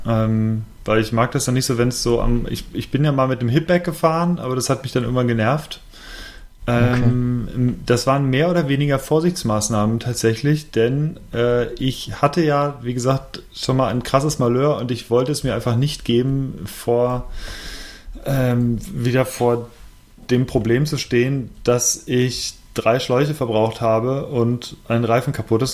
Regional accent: Bergisches Land, North Rhine-Westphalia, Germany; moved away; als ich noch im Bergischen Land wohnte

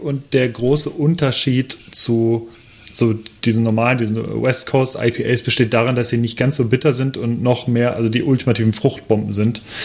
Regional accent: Cologne, North Rhine-Westphalia, Germany; als gebürtiger Kölner

